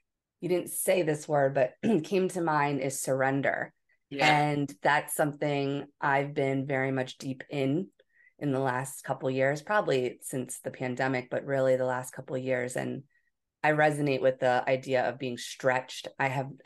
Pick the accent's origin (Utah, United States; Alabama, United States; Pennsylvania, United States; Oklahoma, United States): Pennsylvania, United States; Philadelphia; moved away as an adult; also born or lived in Hawaii; I was from Philadelphia